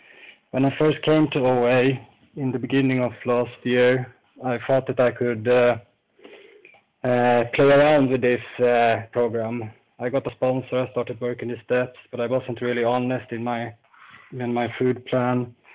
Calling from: Falun, Dalarna County, Sweden; I'm calling from Falun in Sweden.

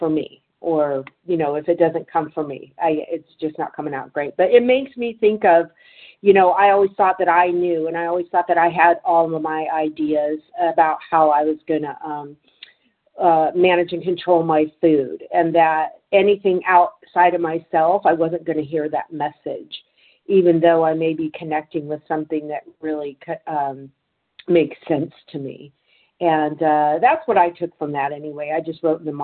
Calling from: Santa Clara, California, United States; I'm calling from Northern California, Santa Clara, California

